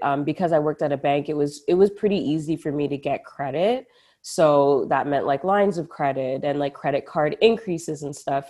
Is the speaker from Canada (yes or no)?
yes; Ottawa, Ontario, Canada; Ottawa, the 613, the the city that made me